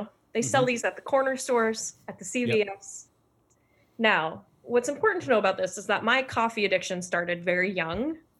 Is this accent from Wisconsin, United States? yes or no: no; Vermont, United States; I grew up in Vermont, and we did not have a Starbucks until well into high school.